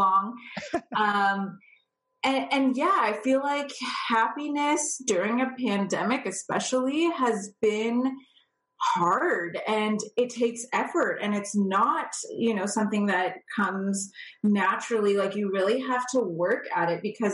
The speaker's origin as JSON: {"language": "English", "region": "California", "country": "United States", "tie": "born or raised there", "moved": "as an adult", "lives_now": "Toronto area, Canada", "said": "I born and raised in California, purebred California girl."}